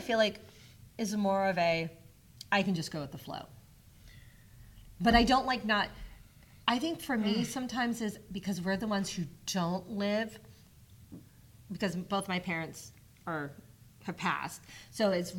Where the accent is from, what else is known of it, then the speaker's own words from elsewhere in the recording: the South, United States; I grew up in the South, and we were Southern Baptists.